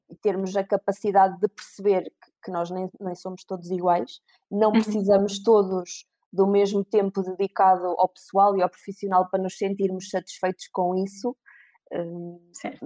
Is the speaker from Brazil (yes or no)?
no; Viseu, Centro, Portugal; eu tenho 35 anos, sou de Viseu